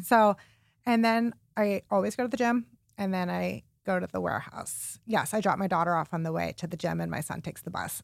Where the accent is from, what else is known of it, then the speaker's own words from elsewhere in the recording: Warren, Ohio, United States; now in Cleveland, United States; I grew up in Warren, Ohio, which is like a suburb of Cleveland